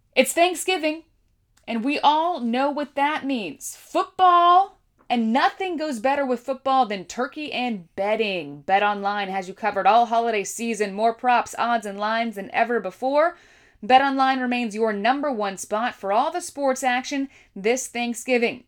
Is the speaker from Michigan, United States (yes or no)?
no; California, United States; I grew up on the West Coast in California